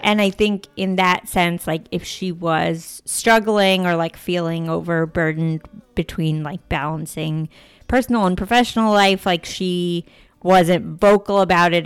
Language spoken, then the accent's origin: English; D.C., suburbs of Northern Virginia, United States; I grew up outside Washington, D C, in the suburbs of Northern Virginia